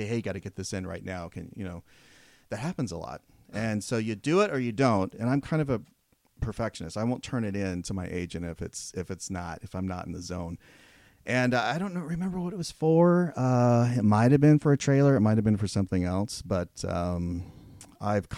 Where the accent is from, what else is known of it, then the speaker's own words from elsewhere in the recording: Fresno, California, United States; moved away as an adult; also born or lived in Porterville, California; I'm from the Central Valley of California, mm-hmm. and so from Fresno. I was born in Porterville